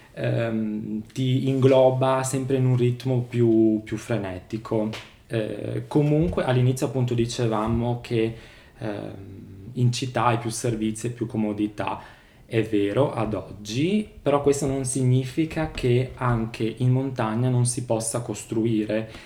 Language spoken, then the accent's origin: Italian; Oseacco, Friuli-Venezia Giulia, Italy; sono nato e cresciuto a Oseacco di Resia